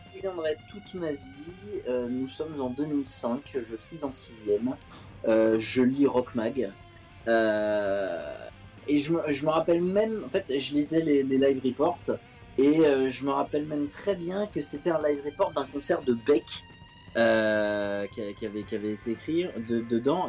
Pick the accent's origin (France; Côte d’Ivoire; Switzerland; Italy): France; Chelles, Île-de-France; j'ai grandi à Shell dans 77